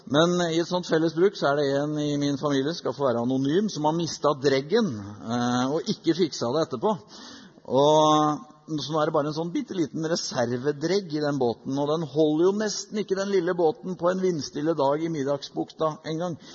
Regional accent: Norway; Som nordmenn i 2019

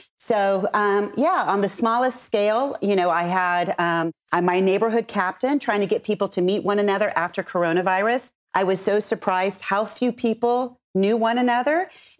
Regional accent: Houston, Texas, United States; moved away as an adult; also born or lived in New Orleans, Louisiana; now in Los Angeles, United States; I've been here since 93, so it kind of feels that way. Mm-hmm. But I'm originally from Houston, Texas, and I made my way through New Orleans before coming here

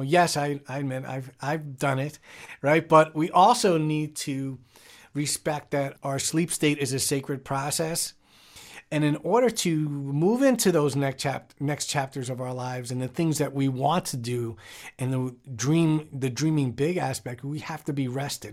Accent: New York, United States; I grew up in New York, and in the Bronx

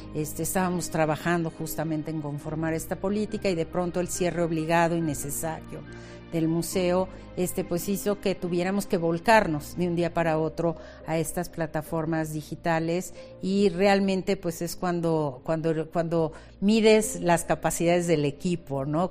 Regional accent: Mexico; nuestra esencia como mexicanos

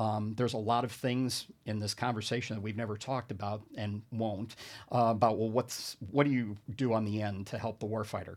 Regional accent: Binghamton, New York, United States; I'm from the Binghamton area

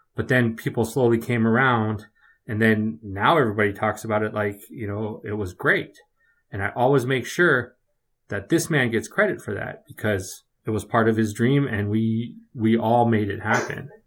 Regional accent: Redwood City, California, United States; moved away; I grew up in the Bay Area. I grew up in, uh, Redwood City, California.

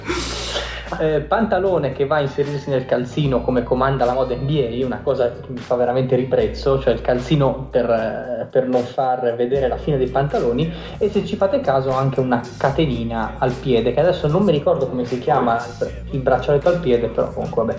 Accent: Liguria, Italy; io sono anche ligure da un certo punto di vista

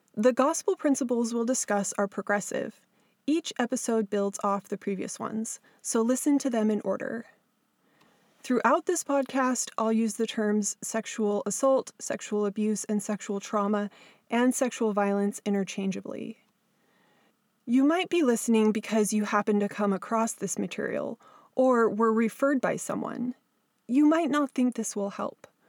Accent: Southern California, United States; moved away as an adult; now in Alaska, United States; I grew up in Southern California, but have lived all my adult years in Alaska.

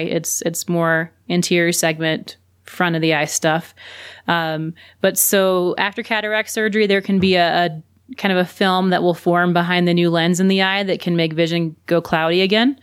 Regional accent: Louisiana, United States; also born or lived in South Carolina / Birmingham, Alabama; now in New Mexico, United States; I'm originally from Louisiana and then was in South Carolina and then Birmingham

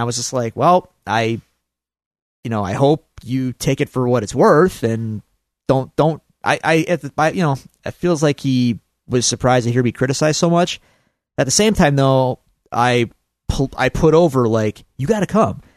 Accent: Buffalo, New York, United States; we're from Buffalo, New York

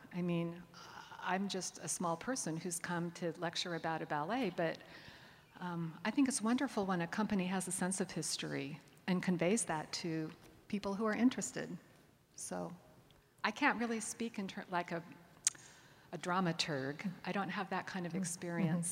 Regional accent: Connecticut suburbs of New York, United States; I'm from the Connecticut suburbs of New York, and I had gone back home to Connecticut

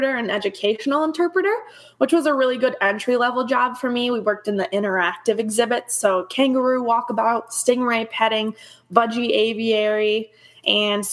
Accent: Spring Lake, Michigan, United States; moved away as an adult; I grew up in Spring Lake, Michigan. So it's on the west side of Michigan, right on the beach.

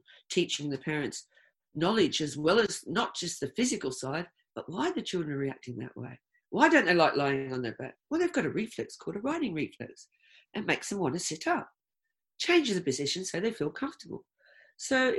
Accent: Australia; moved away as an adult; also born or lived in United Kingdom; I'm Australian

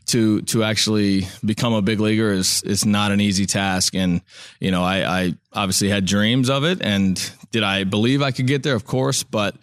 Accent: Pinellas Park, Florida, United States; So I grew up in the Boys and Girls Club in Pinellas Park

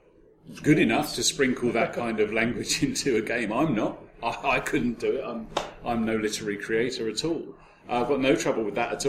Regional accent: United Kingdom; as a Brit, I was brought up on Warhammer Fantasy Roleplay

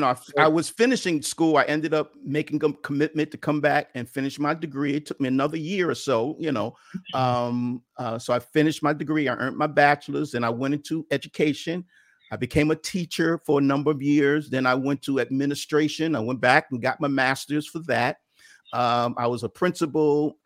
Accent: New York City, New York, United States; I grew up in Bedford-Stuyvesant in Brooklyn, New York, and I love sports.

